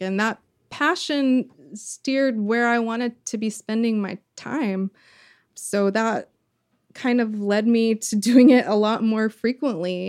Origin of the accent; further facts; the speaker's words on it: the South, United States; I grew up in the South